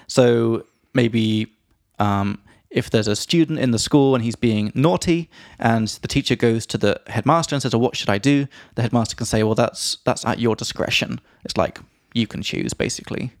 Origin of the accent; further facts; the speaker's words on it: England, United Kingdom; from England